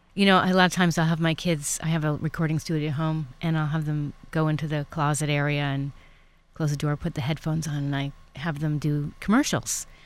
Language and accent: English; East Coast, United States; now in California, United States; I'm from the East Coast, but living here in California